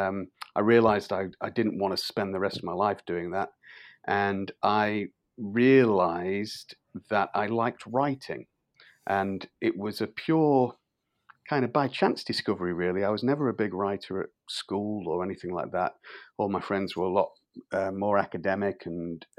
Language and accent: English; Grimsby, Yorkshire and the Humber, United Kingdom; where I'm from Grimsby and Cleethorpes, which is on the east coast of England